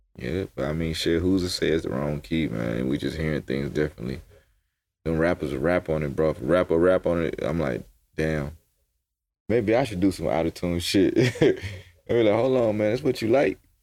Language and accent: English; Atlanta, Georgia, United States; I'm coming from Atlanta, where we just be in the studio, just cooking up